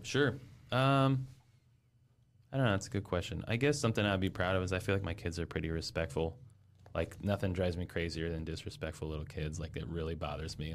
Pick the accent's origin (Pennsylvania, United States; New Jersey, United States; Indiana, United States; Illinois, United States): Indiana, United States; Fort Wayne; moved away as an adult; also born or lived in Orlando, Florida / West Lafayette, Indiana; I'm from Fort Wayne originally